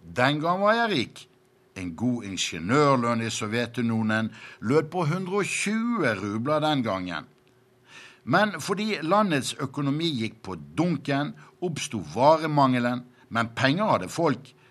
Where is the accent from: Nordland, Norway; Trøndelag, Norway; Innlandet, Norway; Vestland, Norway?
Vestland, Norway; Bergen; moved away as an adult; now in Moscow, Russia; På 1950-tallet hjemme i Bergen kjøpte min mor alltid en markkaffe